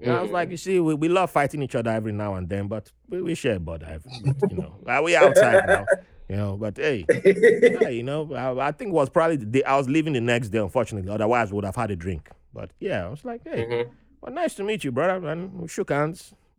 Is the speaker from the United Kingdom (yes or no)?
no; Nigeria; born there; I said, I was born in Nigeria, but American.